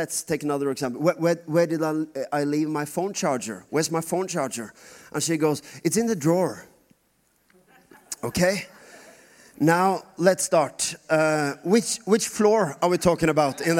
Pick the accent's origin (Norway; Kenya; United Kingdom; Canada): Norway; first language Norwegian; English is a second language